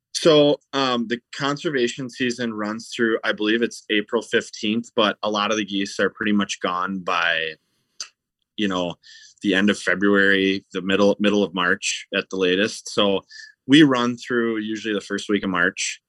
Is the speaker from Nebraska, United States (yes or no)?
no; Stillwater, Minnesota, United States; I grew up in Stillwater, Minnesota, which is right on the Minnesota side of the Saint Croix River